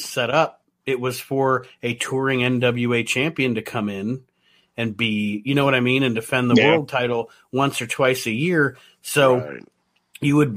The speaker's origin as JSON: {"language": "English", "town": "Toledo", "region": "Ohio", "country": "United States", "tie": "born or raised there", "said": "Aaron and I are Ohio boys, all right? We grew up in Ohio, Northwest Ohio, not close, probably 2 hours from Detroit. We grew up in Toledo"}